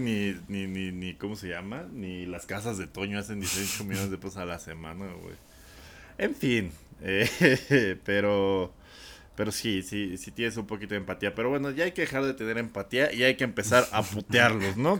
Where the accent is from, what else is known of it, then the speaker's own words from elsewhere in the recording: Coacalco, State of Mexico, Mexico; soy cholo de Coacalco.